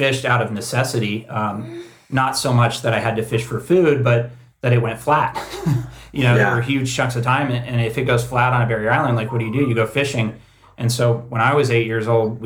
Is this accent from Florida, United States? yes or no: yes; Cocoa Beach, Florida, United States; moved away as an adult; now in Santa Cruz, United States; I grew up in Florida and we grew up poor